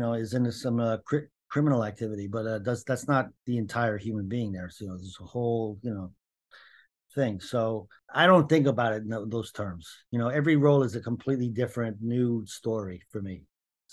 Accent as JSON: {"language": "English", "town": "Cambridge", "region": "Massachusetts", "country": "United States", "said": "Not from New Jersey or even New York. I'm from Cambridge, Massachusetts."}